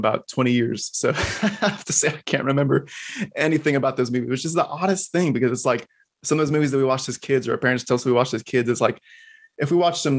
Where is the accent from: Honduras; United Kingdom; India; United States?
United States; Texas; moved away as an adult; now in Florida, United States; I'm a natural Texan. I was born and raised in Texas, but we're over here in Florida for a spell now